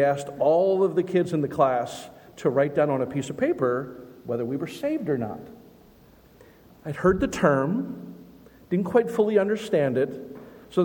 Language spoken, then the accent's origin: English; Lancaster, Pennsylvania, United States; we grew up in Lancaster City